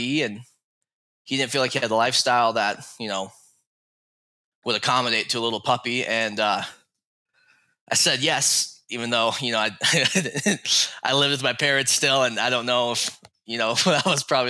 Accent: northwest Montana, United States; I'm from Montana, born and raised in Montana, northwest Montana.

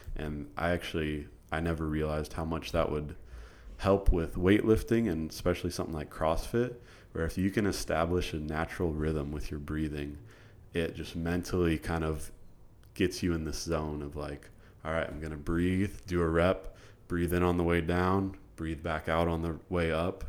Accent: Iowa, United States; moved away as an adult; now in College Station, United States; I'm from Iowa originally

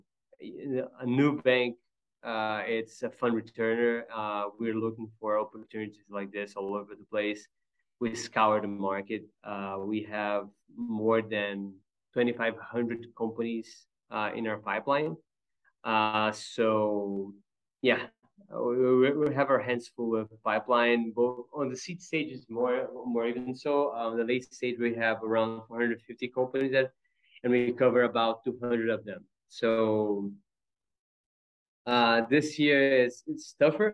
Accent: Rio de Janeiro, Brazil; also born or lived in Pittsburgh / Chicago; now in São Paulo, Brazil; I'm from Rio myself

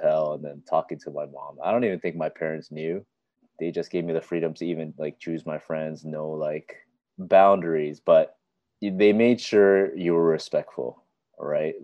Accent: Richmond Hill, Ontario, Canada; I was born and raised in Toronto, actually Richmond Hill to be particular.

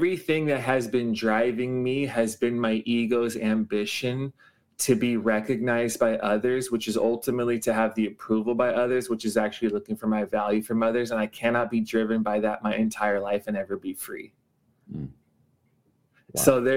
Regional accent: Los Angeles, California, United States; moved away as an adult; now in Honolulu, United States; I grew up in Los Angeles and moved here at 18.

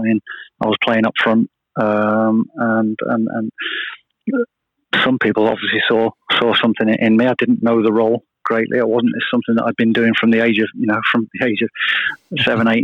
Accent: Leicester, East Midlands, United Kingdom; also born or lived in Jersey; growing up in Leicester

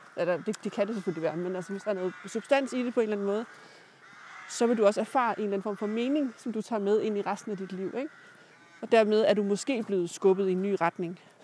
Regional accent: Jutland, Denmark; jeg er fra Jylland

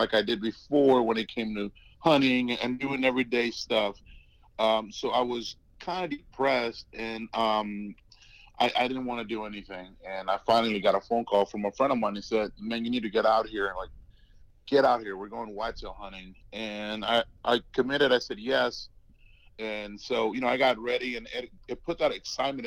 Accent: Brownsville, Texas, United States; So I grew up in South Texas, a little small town called Brownsville.

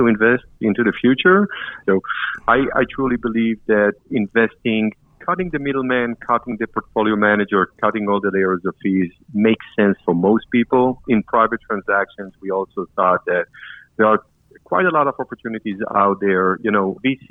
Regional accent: Israel; moved away as an adult; now in New York, United States; Israeli, started my training in the Israeli capital market

